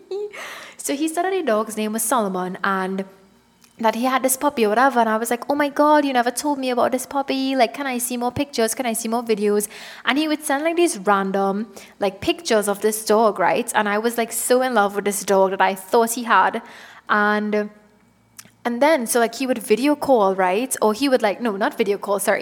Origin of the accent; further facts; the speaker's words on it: Trinidad & Tobago; moved away; I am from Trinidad and Tobago